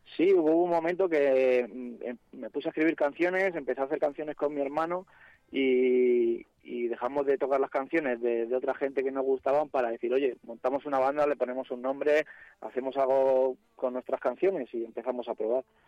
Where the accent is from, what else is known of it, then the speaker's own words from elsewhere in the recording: Madrid, Community of Madrid, Spain; somos de Carabanchel, nos hemos criado enfrente de una cárcel